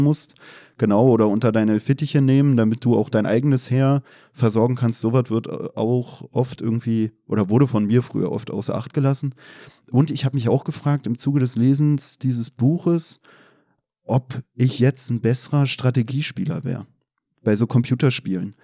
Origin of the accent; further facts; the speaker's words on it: Berlin, Germany; befinde mich heute als Berliner im kritischen Territorium